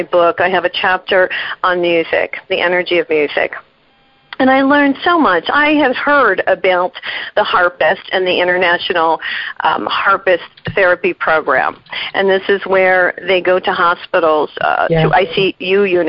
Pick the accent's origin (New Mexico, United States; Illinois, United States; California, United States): New Mexico, United States; I'm from New Mexico.